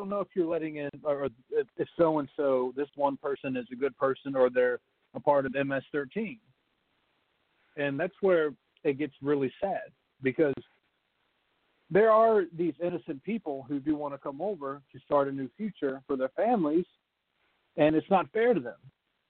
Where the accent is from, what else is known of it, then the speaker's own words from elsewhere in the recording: United States; born there; But I was born here in the United States